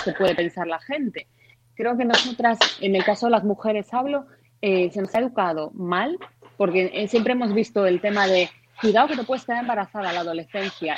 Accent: Santiago de Compostela, Galicia, Spain; yo soy de Santiago de Compostela, pero me acuerdo cuando estaba en el colegio que debíamos tener pues igual nueve años o así, que íbamos, fuimos a Coruña de visita

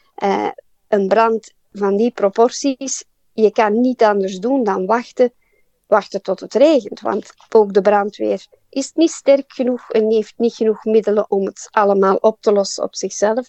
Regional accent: Belgium; moved away as an adult; now in Port Macquarie, Australia; ik en mijn man, wij zijn allebei uit België en wij zijn naar hier gekomen

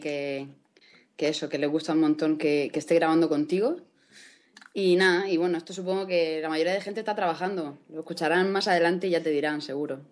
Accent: Spain; Yo soy española

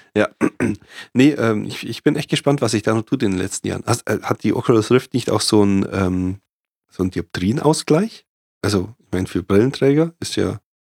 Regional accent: Germany; ich bin Deutsche

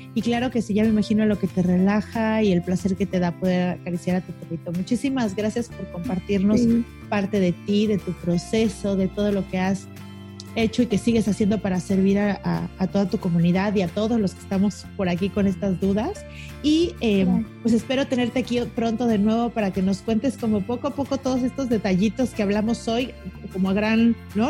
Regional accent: Mexico City, Mexico; now in Cancún, Mexico; Yo soy de la Ciudad de México, me, cambié a Cancún.

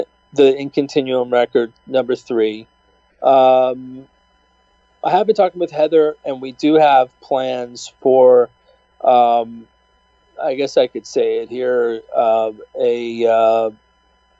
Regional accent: United States; me being an American

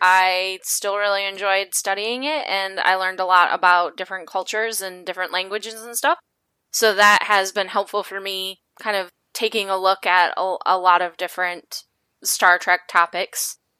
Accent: Midwest, United States; I'm from the Midwest, and I went to a super white school, and I grew up in a super white city

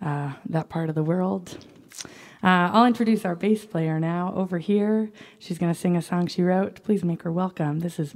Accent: Maine, United States; we all grew up in the state of Maine.

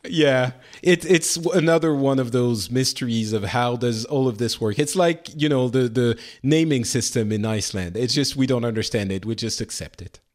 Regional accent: Lebanon; moved away; I was born in Lebanon

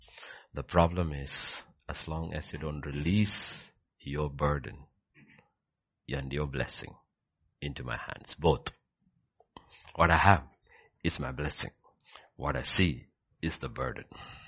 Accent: Egypt; Because I have come from Egypt. I grew up in Egypt.

